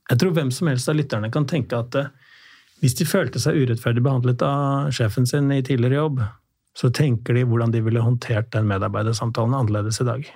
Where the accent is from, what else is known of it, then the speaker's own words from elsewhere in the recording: Drammen, Buskerud, Norway; Jeg er fra Drammen